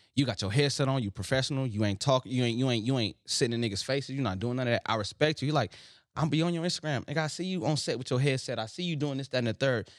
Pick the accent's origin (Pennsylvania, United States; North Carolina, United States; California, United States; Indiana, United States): California, United States; Los Angeles; put my city in my name